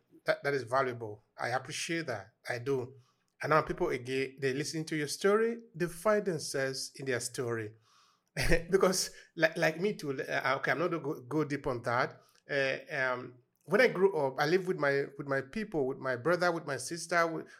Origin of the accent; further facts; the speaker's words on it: Nigeria; about my personal experience growing up in Nigeria.